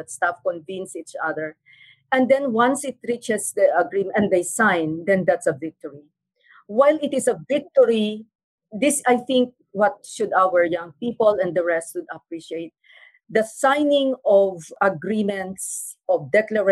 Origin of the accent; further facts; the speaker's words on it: Mindanao, Philippines; I come from Mindanao, and Mindanao is a zone of conflict